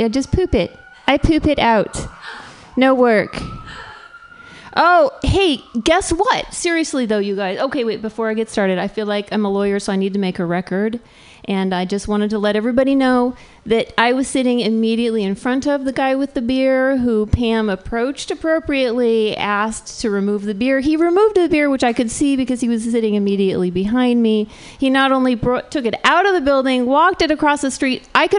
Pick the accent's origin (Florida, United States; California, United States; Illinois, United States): California, United States; I grew up in Southern California, which is right in between Palm Springs and LA.